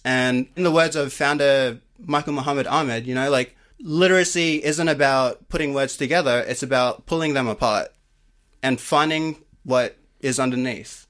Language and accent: English; Sydney, New South Wales, Australia; I grew up in Cabra Matta, which is in the western suburbs of Sydney